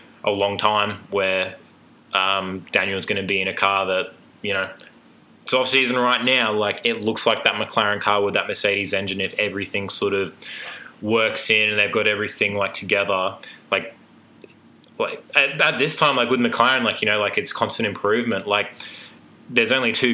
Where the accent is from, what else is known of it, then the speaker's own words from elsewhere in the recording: England, United Kingdom; I'm English